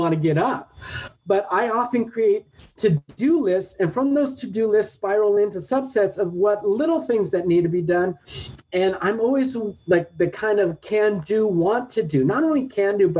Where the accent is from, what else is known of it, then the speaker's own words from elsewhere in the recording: Redondo Beach, California, United States; In South Bay, LA, where I grew up in Redondo